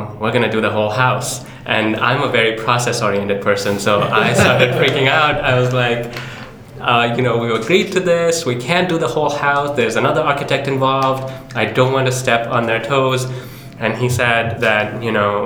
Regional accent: Pakistan; I'm from a former colony. I'm from Pakistan

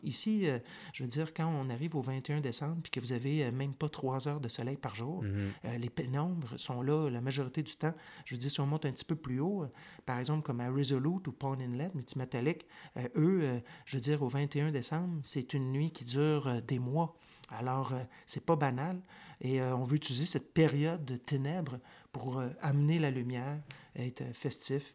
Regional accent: Montreal, Quebec, Canada; moved away as an adult; now in Nunavut, Canada; je suis né à Montréal, je suis né sur l'île de Montréal, mais ça fait une éternité que j'ai pas vécu à Montréal

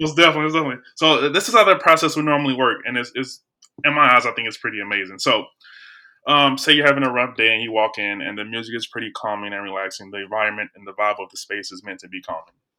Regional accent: Belleville, Illinois, United States; now in St. Louis, United States; I'm from Belleville, Illinois, I probably moved to Saint Louis

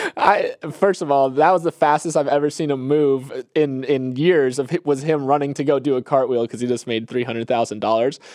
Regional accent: Bradenton, Florida, United States; my hometown of Bradenton, Florida

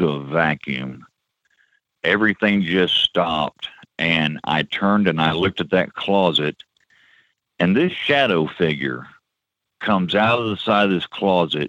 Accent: Peoria, Illinois, United States; I grew up in Peoria, Illinois.

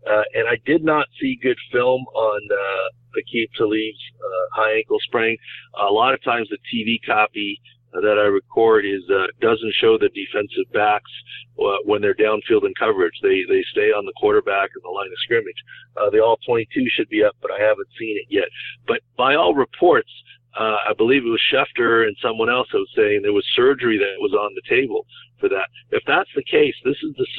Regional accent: San Diego, California, United States; San Diego State made it to, I think, 20th, my hometown football team

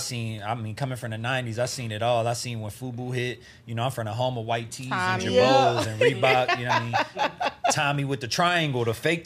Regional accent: the South, United States; I feel like growing up in the South taught me how to take care of things because I knew I wasn't going to get too much shit until I got a job.

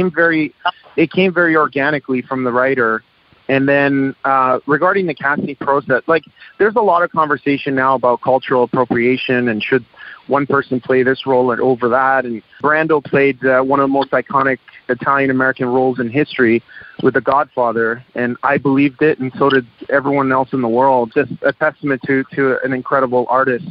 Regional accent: Toronto, Ontario, Canada; I was born in Canada, and growing up, I got beat up for being different

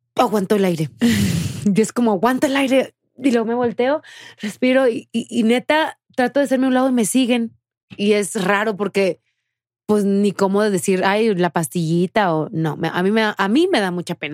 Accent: Tamaulipas, Mexico; moved away as an adult; me fui de Tamaulipas. O sea, hace siete años

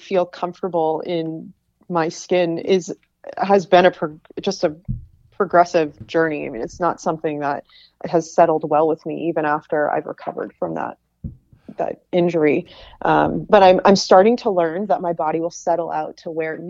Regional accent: New Hampshire, United States; moved away as an adult; also born or lived in Pennsylvania; I grew up in New Hampshire

